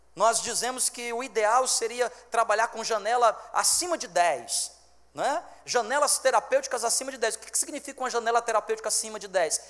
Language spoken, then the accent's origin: Portuguese; Fortaleza, Ceará, Brazil; now in Roraima, Brazil; eu sou fortalezense